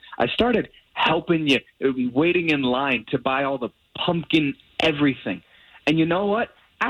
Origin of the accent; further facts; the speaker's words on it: Key West, Florida, United States; I grew up in Key West.